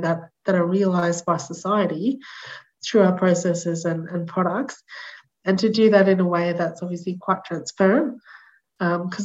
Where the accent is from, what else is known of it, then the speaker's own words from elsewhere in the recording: Australia; as an Australian person